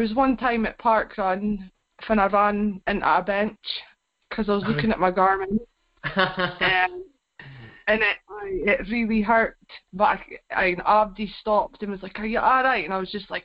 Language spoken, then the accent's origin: English; Aberdeen, Scotland, United Kingdom; I'm back in Cove now. I grew up in Cove